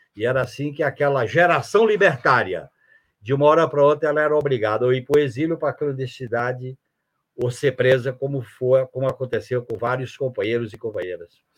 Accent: Encantado, interior of Ceará, Brazil; moved away as an adult; also born or lived in Fortaleza / São Paulo / Araguaia; Eu nasci no interior do Ceará, no Encantado, do Encantado eu fui para o mundo e passando cinco anos em Fortaleza

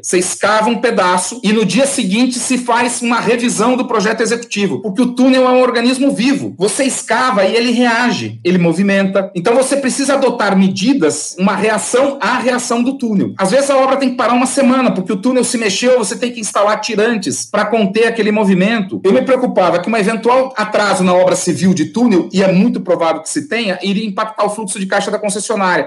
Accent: Curitiba, Paraná, Brazil; moved away; also born or lived in São Paulo; em Curitiba, cidade onde eu nasci

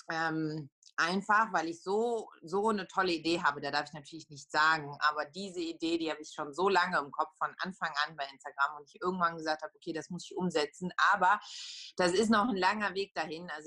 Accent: Poland; accent: Polish; German is a second language; und dann habe ich halt so meinen polnischen Akzent noch dazugelegt

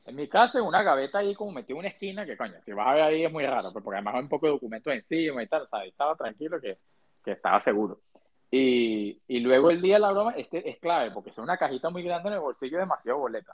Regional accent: Venezuela; now in United States; nosotros como venezolanos

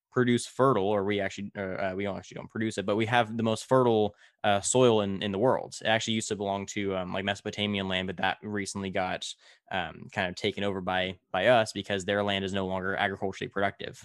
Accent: Tulare, California, United States; in my hometown of Tulare, we're right in the smack dab middle of the Central Valley

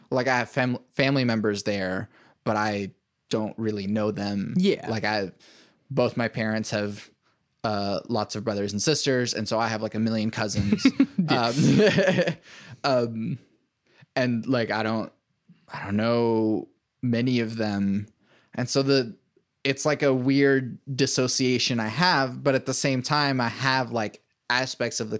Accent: United States; really different because I'm I'm essentially American.

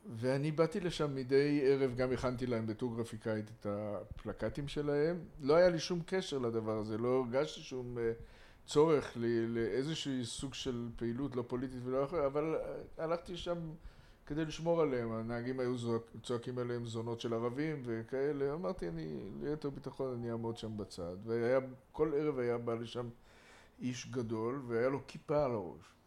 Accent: Jerusalem, Jerusalem District, Israel; גדלתי ב... בקריית יובל, בית מזמיל ב- בירושלים

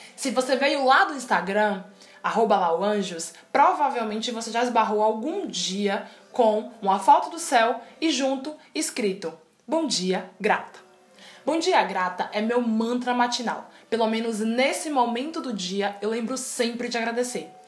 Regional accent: Salvador, Bahia, Brazil; sou de Salvador, Bahia

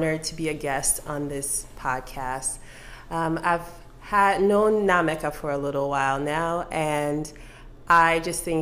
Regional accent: Port Harcourt, Rivers State, Nigeria; also born or lived in Delta State, Nigeria; now in Dallas, United States; I grew up in Port Harcourt, Nigeria, on Uniport campus

